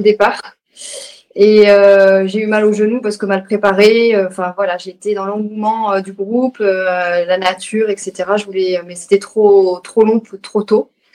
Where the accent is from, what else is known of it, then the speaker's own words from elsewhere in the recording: Bordeaux, Nouvelle-Aquitaine, France; moved away as an adult; also born or lived in Haute-Savoie; now in Annecy, France; Je suis originaire de Bordeaux, dans le sud-ouest, et ça fait 15 jours que j'habite en Haute-Savoie, à côté de Annecy.